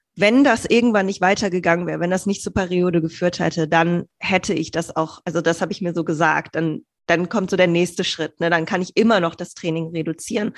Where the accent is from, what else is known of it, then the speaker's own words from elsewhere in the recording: Bielefeld, North Rhine-Westphalia, Germany; moved away as an adult; also born or lived in Hamburg / Greece / United States; ursprünglich bin ich geboren in Bielefeld